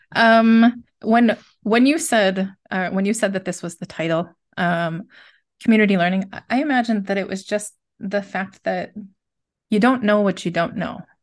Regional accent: United States; moved away as an adult; now in Besançon, France; I am an American teaching in France, so I live

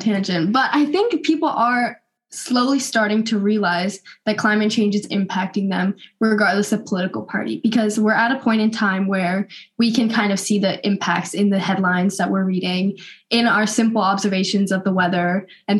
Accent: Northern California, United States; I'm from Northern California, so West Coast, best coast

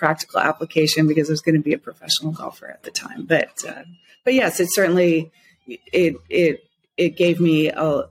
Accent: Scottsdale, Arizona, United States; moved away as an adult; also born or lived in Big Island, Hawaii; now in Hawaii, United States; I'm originally from Scottsdale, Arizona. Wonderful place to grow up.

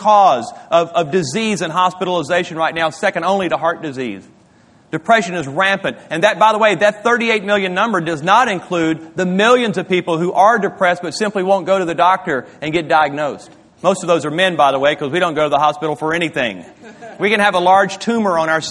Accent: Louisiana, United States; moved away; My wife and I, we grew up in Louisiana

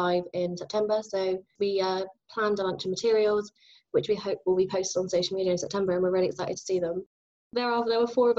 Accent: Somerset, South West England, United Kingdom; I am from Somerset, so that's where Bath Spa is. So I'm nice and close to home

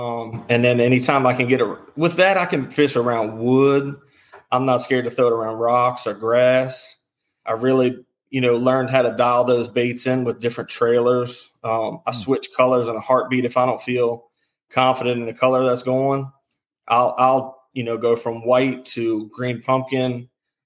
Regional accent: Charles County, Maryland, United States; I'm from Maryland. I've always been in the Charles County area. I'm still in the Charles County area.

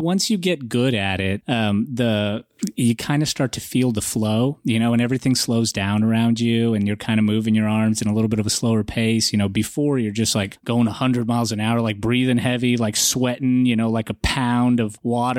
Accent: Atlanta, Georgia, United States; also born or lived in Russia; I'm, I'm from Russia. My parents didn't grow up in a religious country under communism. You know, we didn't practice religion. So we never really had an opportunity, nor did we really understand or want uh, to understand uh, what r- religion was. And I grew up in Atlanta

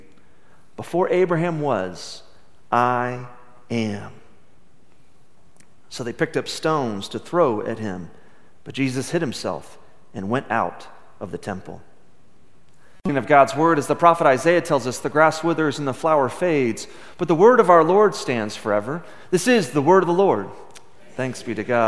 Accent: Midland, Texas, United States; I grew up in Midland, Texas, where everybody seemed to go to church on Sunday mornings

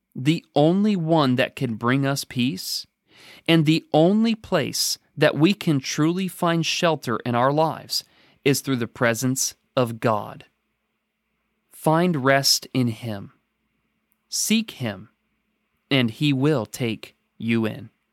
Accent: Oregon, United States; now in Danville, United States; growing up in Oregon

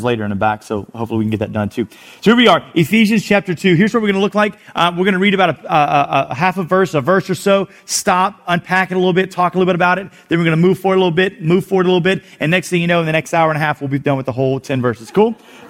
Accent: South Louisiana, United States; moved away as an adult; now in Houston, United States; I am from South Louisiana.

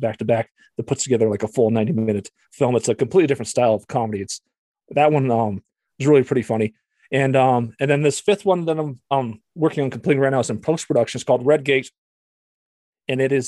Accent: Montana, United States; moved away as an adult; also born or lived in Alaska; I'm originally from Montana

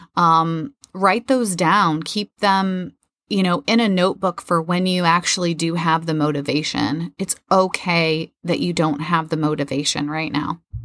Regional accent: Midwest, United States; moved away; also born or lived in Florida; I grew up in the Midwest

